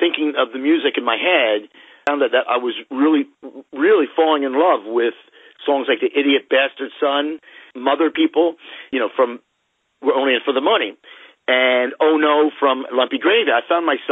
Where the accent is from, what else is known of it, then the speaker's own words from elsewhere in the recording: Ocean City, New Jersey, United States; I grew up in South Jersey, a town called Ocean City, New Jersey.